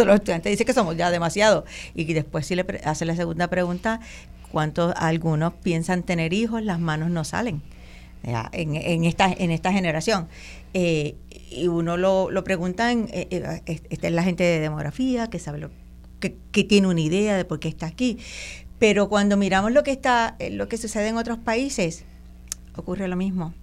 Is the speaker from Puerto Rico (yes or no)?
yes; Puerto Rico; yo soy puertorriqueña y nadie me lo va a quitar